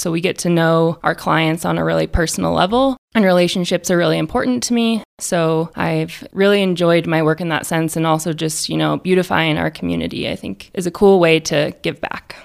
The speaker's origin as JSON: {"language": "English", "region": "Idaho", "country": "United States", "tie": "born or raised there", "also_born_or_lived": "Colorado", "moved": "as an adult", "lives_now": "Alamosa, United States", "said": "I was born in Colorado and raised in Idaho"}